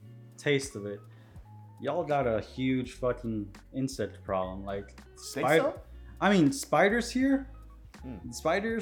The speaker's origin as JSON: {"language": "English", "town": "Miami", "region": "Florida", "country": "United States", "said": "It's fucking Miami. It's home. It has its headaches, but it has a lot of our roots."}